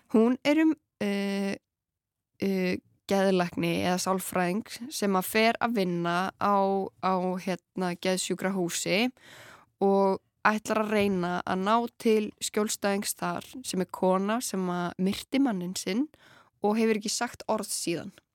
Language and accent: Icelandic; Grenivík, Northeastern Region, Iceland; moved away; ég svona elst upp á Greinvík